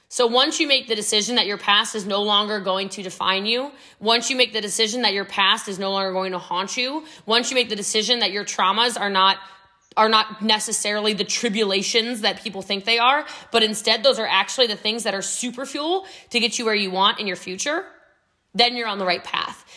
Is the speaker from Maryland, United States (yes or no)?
yes; Middletown, Maryland, United States; also born or lived in New York; now in Texas, United States; I'm actually from Frederick County, Maryland, but I'm from Middletown before it was Middletown now